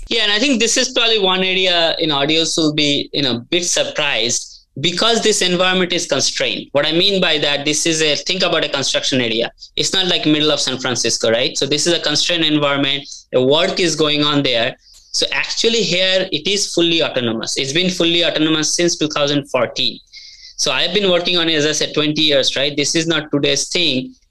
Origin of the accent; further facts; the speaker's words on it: India; moved away as an adult; now in United States; I grew up in India, came to US back in early 2000